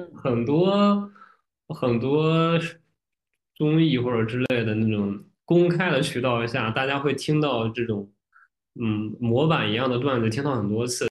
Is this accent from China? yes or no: yes; Shandong, China; accent: Shandong; 如果我努力，或者说比较认真地去讲普通话的话，就会有那个儿化音比较重，但是区别于北京和河北的儿化音的那个感觉，就会覆盖掉山东口音